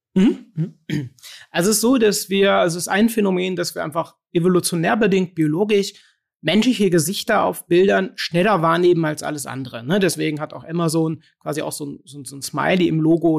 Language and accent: German; Cologne, North Rhine-Westphalia, Germany; bei uns in Köln